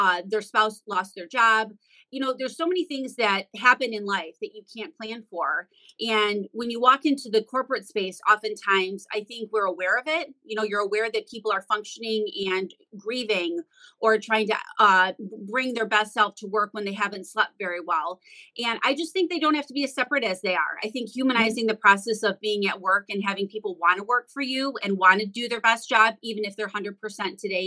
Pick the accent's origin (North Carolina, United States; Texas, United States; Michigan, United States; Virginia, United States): Michigan, United States; Detroit; I'm from Metro Detroit, so obviously that's Motown, and that's where Motor City is. And all of my friends were getting new cars every 6 months